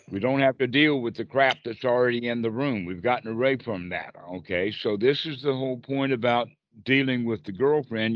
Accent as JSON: {"language": "English", "region": "South Carolina", "country": "United States", "said": "I'm from South Carolina"}